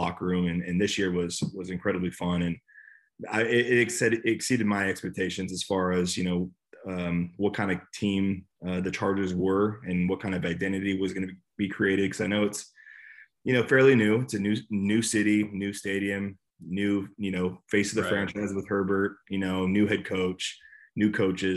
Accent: Bay Area, California, United States; moved away; I'm from the Bay Area, so being back in my home state, California, was great

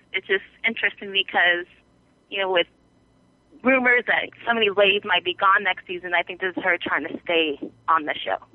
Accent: Juneau, Alaska, United States; from Juneau, Alaska.

